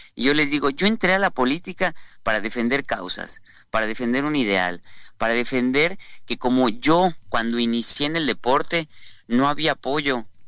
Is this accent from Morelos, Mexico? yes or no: no; Yucatán, Mexico; somos los yucatecos